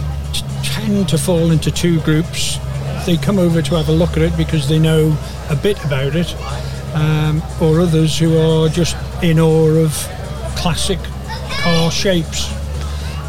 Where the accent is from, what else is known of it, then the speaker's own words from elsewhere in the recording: Isle of Man; moved away; I come from the Isle of Man, so speed was always a thing in the Isle of Man with its race and heritage. And I was an apprentice to the local Jaguar garage